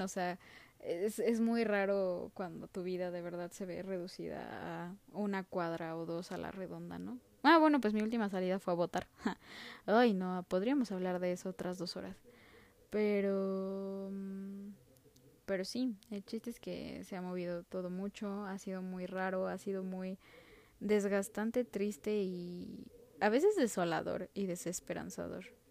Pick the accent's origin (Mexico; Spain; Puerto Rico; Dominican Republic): Mexico; soy mexicana y soy estudiante universitaria de sociología